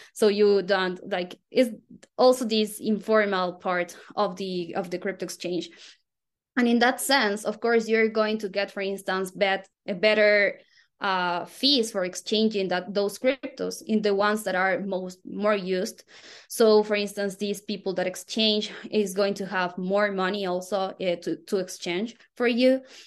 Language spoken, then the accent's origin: English; Quito, Pichincha, Ecuador; I am from Quito, Ecuador